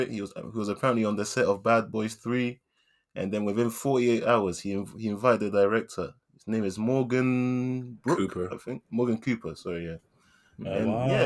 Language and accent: English; London, United Kingdom; because we're from South London, man.